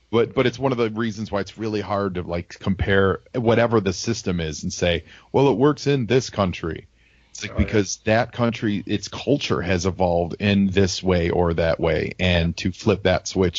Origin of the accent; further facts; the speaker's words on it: Chicago, Illinois, United States; I'm from Chicago.